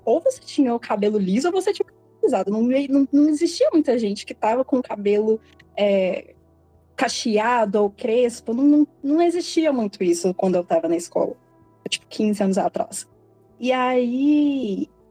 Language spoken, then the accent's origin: Portuguese; Belo Horizonte, Minas Gerais, Brazil; eu tenho 27 anos também, sou de Belo Horizonte.